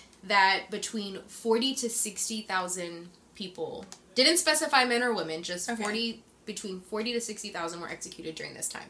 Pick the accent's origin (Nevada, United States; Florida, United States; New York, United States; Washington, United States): New York, United States; moved away; also born or lived in Springfield, Massachusetts; I'm from New York.